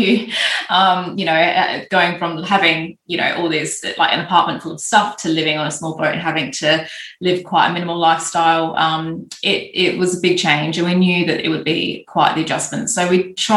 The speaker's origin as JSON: {"language": "English", "country": "Australia", "moved": "yes", "said": "I'm Australian"}